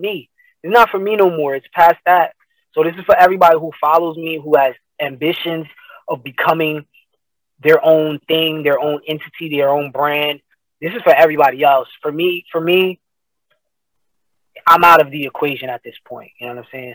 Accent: Paterson, New Jersey, United States; I am from Paterson, New Jersey

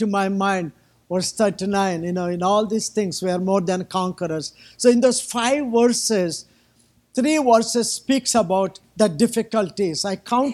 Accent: India; I'm from, I still live in India

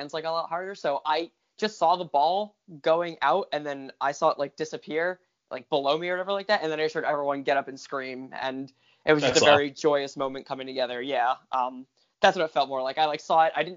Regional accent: New Jersey, United States; I grew up in Jersey, so growing up in that area

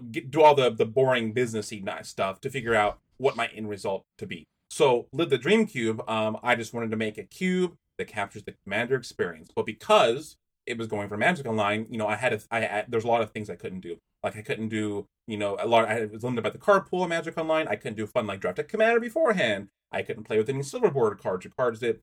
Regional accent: United States; being an American

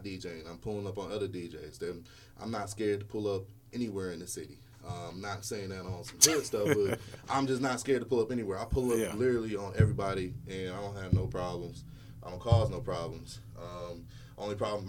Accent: West Coast, California, United States; moved away as an adult; now in Nashville, United States; I'm from the West Coast

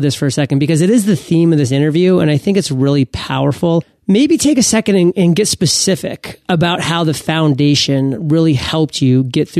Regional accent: Maine, United States; A lot of people don't know what that means, but I'm from Maine. I lived on a lake.

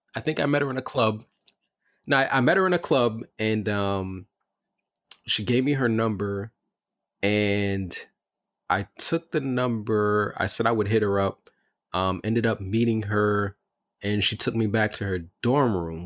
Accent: New York City, New York, United States; I grew up in Bed Stuy and Crown Heights

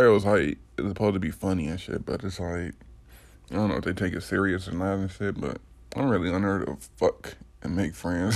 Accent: Detroit, Michigan, United States; I'm from Detroit. 89, 80s, baby

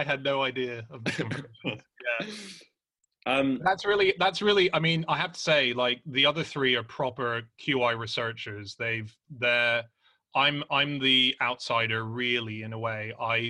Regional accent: Australia; Anna's married to an Australian, I'm an Australian

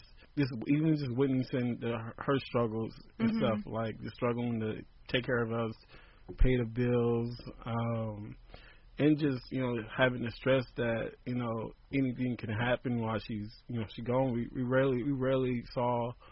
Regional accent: Compton, California, United States; growing up in Compton

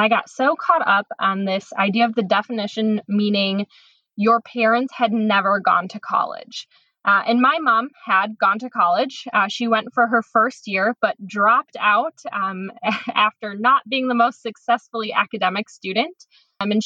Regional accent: Tomah, Wisconsin, United States; now in Chicago, United States; I'm originally from Tomah, Wisconsin, which is a tiny town in the middle of the state of Wisconsin

